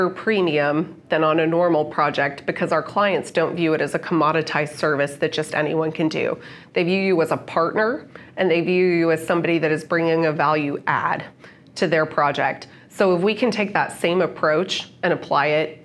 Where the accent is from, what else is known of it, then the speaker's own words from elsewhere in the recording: United States; as an American